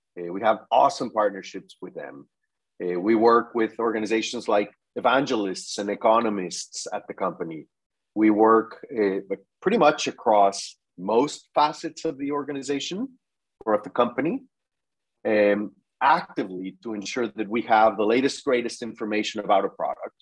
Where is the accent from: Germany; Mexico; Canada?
Mexico; moved away as an adult; also born or lived in Mexico City; now in United States; I'm originally from Mexico.